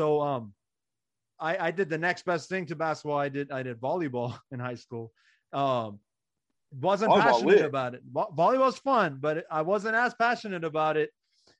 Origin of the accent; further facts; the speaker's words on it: Iran; now in United States; growing up in Iran, basketball wasn't even a thing. So I didn't even have like a childhood to be surrounded by the game.